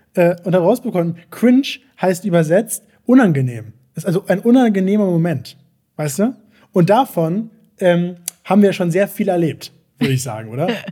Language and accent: German; Hamburg, Germany; ich komm aus Hamburg. Ich bin ja Hamburger Jung